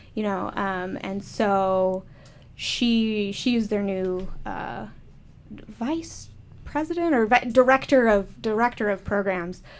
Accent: Minnesota, United States; I'm from Minnesota, a big hunting state

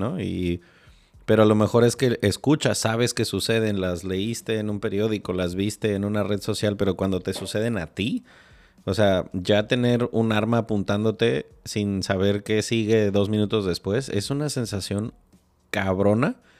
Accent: Morelia, Michoacán, Mexico; compartimos el ADN michoacano. Digo, yo viví, crecí muchos años en Morelia

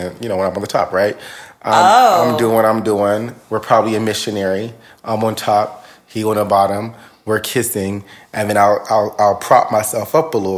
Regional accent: Northern California, United States; I'm from Northern California.

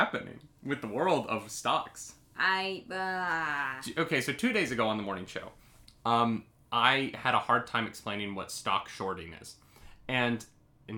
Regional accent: United States; now in Canada; I'm an American citizen living in Canada

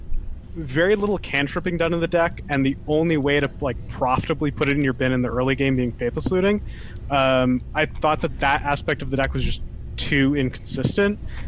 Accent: Montreal, Quebec, Canada; moved away; also born or lived in Toronto; I was born in Montreal

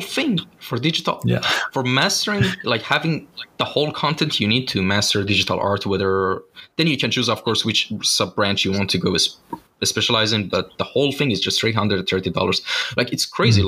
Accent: Shiraz, Fars, Iran; moved away; I'm originally from Shiraz. It's a city in uh, the south of Iran

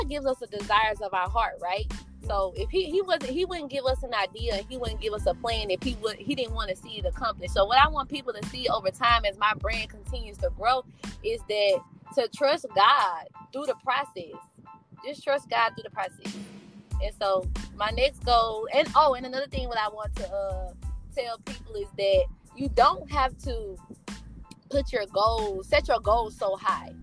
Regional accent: Mississippi, United States; I'm originally from Mississippi.

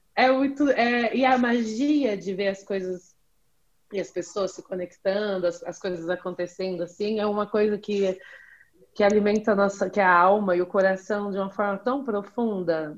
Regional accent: Jacareí, São Paulo, Brazil; eu sou de Jacareí

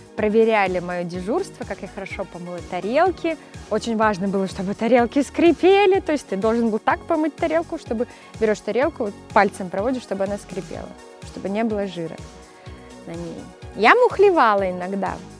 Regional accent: Mezhdurechensk, Kemerovo Oblast, Russia; moved away; also born or lived in Ukraine / Saint Petersburg; там я родилась, но родители сразу же вернулись в Сибирь, в Междуреченск. Поэтому а, так получилось, я меньше чем с года росла уже в Междуреченске

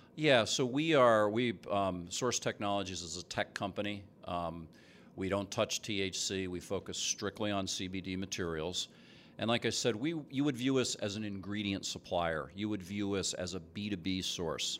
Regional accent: New Jersey, United States; now in Seattle, United States; I'm from New Jersey. Grew up there

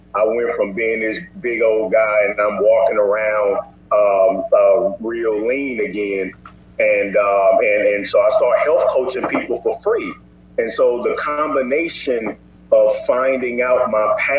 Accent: St. Louis, Missouri, United States; I'm from St. Louis, Missouri

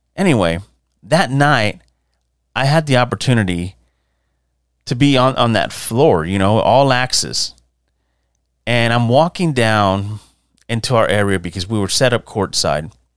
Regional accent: San Antonio, Texas, United States; growing up in San Antonio

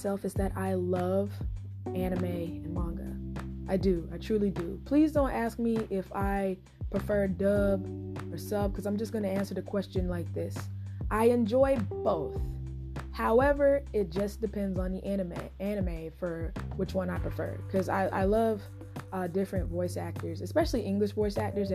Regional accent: North Carolina, United States; I'm from North Carolina

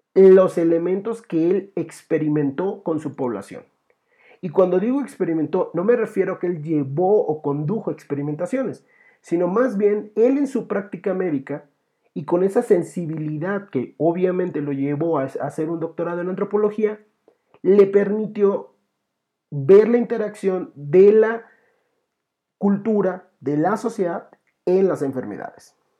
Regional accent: Mexico; nosotros tenemos esa tradición, como mexicanos

